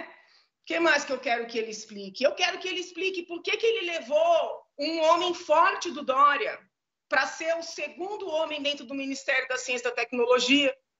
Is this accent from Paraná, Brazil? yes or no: no; São Paulo, Brazil; Eu sou nascida, crescida em São Paulo